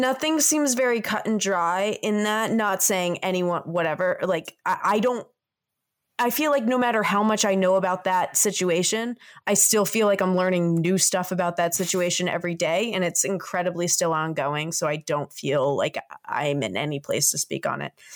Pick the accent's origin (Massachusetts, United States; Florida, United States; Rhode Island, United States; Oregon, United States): Massachusetts, United States; Boston; I'm from Boston